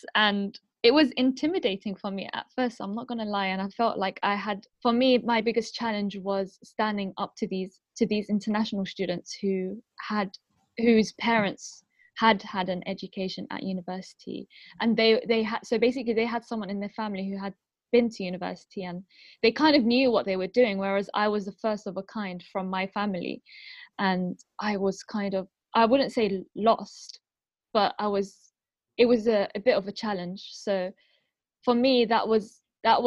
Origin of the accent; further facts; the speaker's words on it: London, United Kingdom; first language Arabic; My parents were born in Syria, and they came, and then I was born in London.